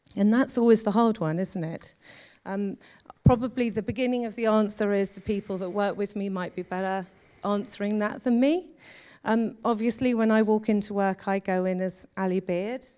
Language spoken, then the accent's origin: English; London, United Kingdom; now in Birmingham, United Kingdom; I grew up in London